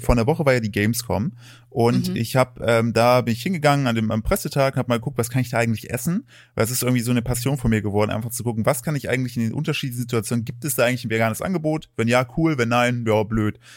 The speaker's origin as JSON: {"language": "German", "region": "Thuringia", "country": "Germany", "tie": "born or raised there", "also_born_or_lived": "United States", "moved": "yes", "said": "als ich aufgewachsen bin, ich komme aus, aus Thüringen"}